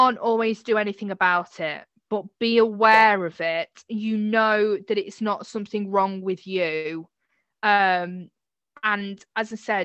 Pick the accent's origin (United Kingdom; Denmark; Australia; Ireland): United Kingdom